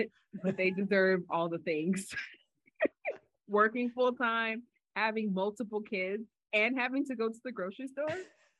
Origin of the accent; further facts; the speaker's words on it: Jamaica; You know I'm a Jamaican.